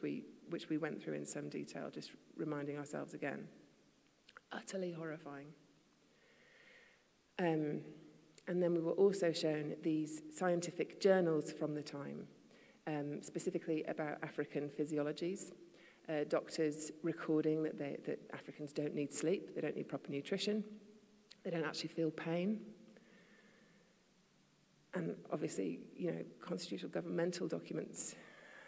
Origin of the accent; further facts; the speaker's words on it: the north of England, United Kingdom; also born or lived in Asia / London; now in United States; I was raised in the north of England, which sees itself as something else completely. And I also then, most of my adolescence was in Asia